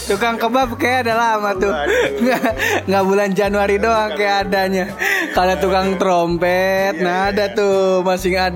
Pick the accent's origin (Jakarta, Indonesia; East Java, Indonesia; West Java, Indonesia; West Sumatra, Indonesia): West Sumatra, Indonesia; Itu gua orang Awak. Nah, Sumatera Barat.